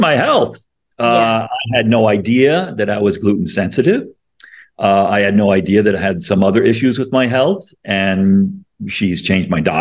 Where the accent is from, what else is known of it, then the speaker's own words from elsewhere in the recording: Connecticut, United States; moved away as an adult; also born or lived in Illinois; I grew up in Connecticut and I went to school in Illinois